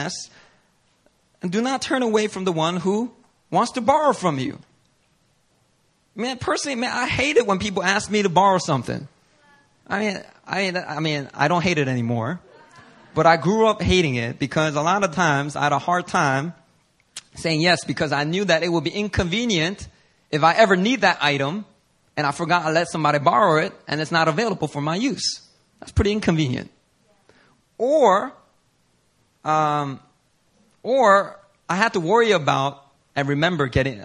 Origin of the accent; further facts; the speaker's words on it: Philadelphia, Pennsylvania, United States; a young middle schooler growing up in Philly